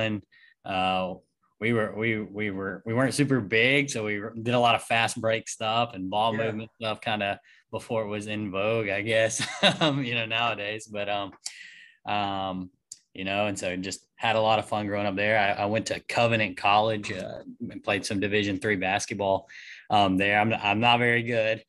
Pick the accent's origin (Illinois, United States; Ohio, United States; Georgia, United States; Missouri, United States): Georgia, United States; Monticello; I'm from Monticello, Georgia, south of where we are now.